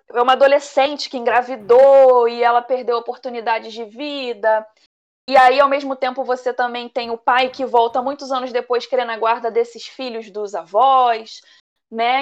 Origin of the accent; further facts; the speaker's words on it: Rio de Janeiro, Brazil; E aqui do grupo, sendo a única carioca, né? Eu passo ali, eu tenho. Eu não sou do Lebon, eu moro na Zona Oeste do Rio